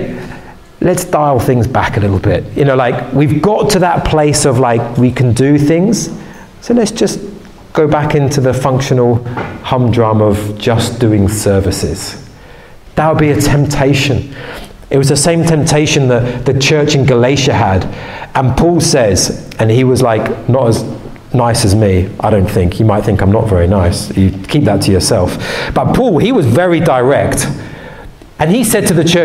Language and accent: English; England, United Kingdom; I'm English